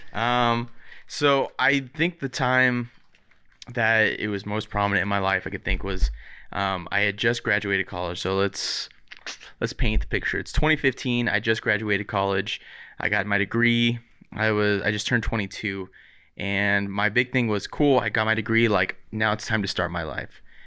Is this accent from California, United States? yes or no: yes; Riverside, California, United States; I grew up in Riverside